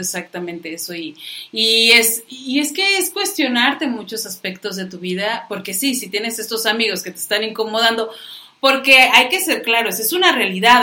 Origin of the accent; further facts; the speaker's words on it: Mexico; como buenos mexicanos